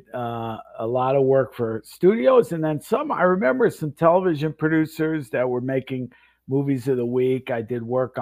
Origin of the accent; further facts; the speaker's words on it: Florida, United States; moved away as an adult; also born or lived in Westbury, Long Island, New York / Boston / Vancouver / Los Angeles; I moved when I was 10 to Florida, like a lot of New Yorkers, and grew up in Florida. Went to high school in Florida